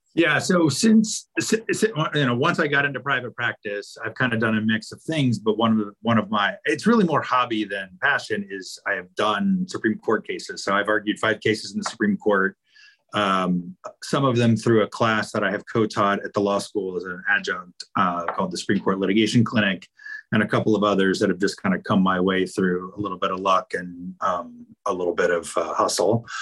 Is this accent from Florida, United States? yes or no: no; Roanoke, Virginia, United States; moved away as an adult; now in Charlottesville, United States; growing up in Roanoke